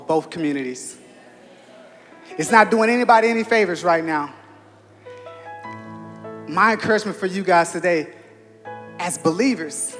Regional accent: Los Angeles, California, United States; Growing up in South Central Los Angeles in Crenshaw

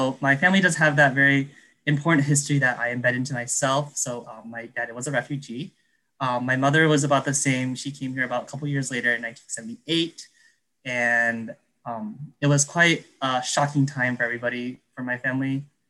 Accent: Detroit, Michigan, United States; I'm up at Michigan State. I'm an hour away from home. I'm from Detroit.

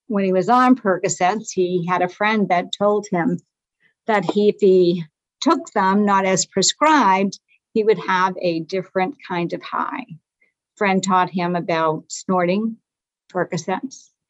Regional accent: Lowell, Massachusetts, United States; I'm from Lowell, Mass. It's a rugged town, rugged city

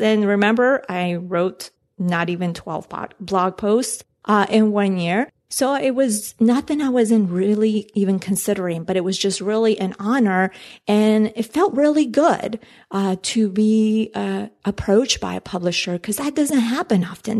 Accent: Colombia; moved away; I'm from Colombia

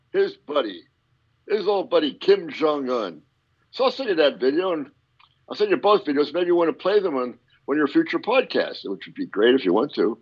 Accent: Pennsylvania coal region, United States; I am from PA up in the coal region

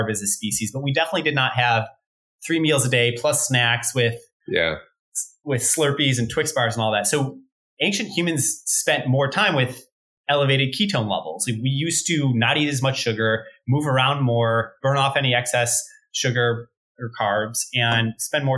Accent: Chicago, Illinois, United States; moved away as an adult; also born or lived in Stanford, California; I'm from Chicago originally myself

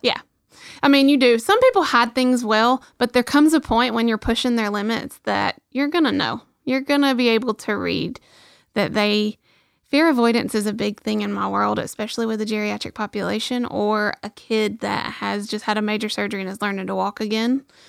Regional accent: Rainsville, Alabama, United States; my hometown

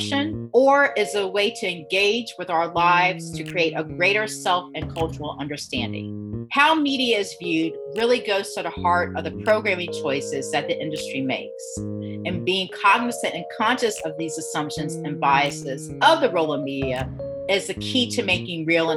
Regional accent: Augusta, Georgia, United States; I'm born and raised in the South. I remember, well, growing in Augusta, Georgia

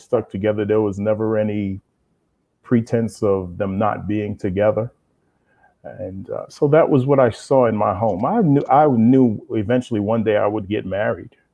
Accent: New York City, New York, United States; also born or lived in Brooklyn / Queens; I'm from Brooklyn, but we moved out to Queens.

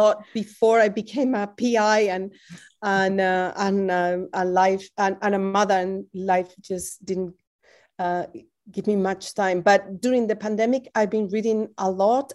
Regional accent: twenty miles north of Madrid, Community of Madrid, Spain; now in Berkeley, United States; being back in my hometown, which is twenty miles north of Madrid

